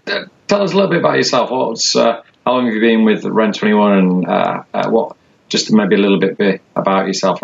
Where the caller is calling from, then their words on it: London, United Kingdom; It is good afternoon to you. I'm actually speaking from London.